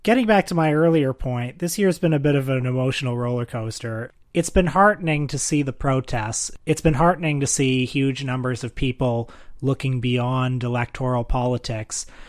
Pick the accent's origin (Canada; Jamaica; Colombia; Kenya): Canada; I'm a Canadian